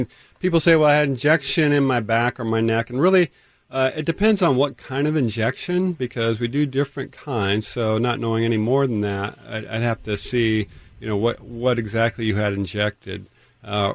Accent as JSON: {"language": "English", "town": "Tacoma", "region": "Washington", "country": "United States", "tie": "born or raised there", "said": "I grew up in North Tacoma"}